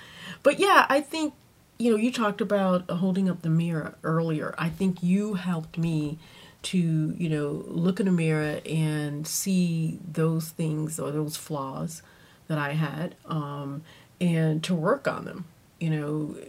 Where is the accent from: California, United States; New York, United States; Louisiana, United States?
Louisiana, United States; we're originally from Louisiana, and when we moved here